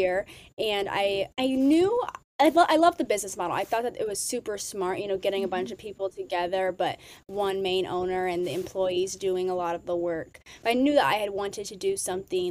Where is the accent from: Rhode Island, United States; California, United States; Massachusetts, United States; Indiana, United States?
Indiana, United States; West Lafayette; So I am from West Lafayette, Indiana, small town in the Midwest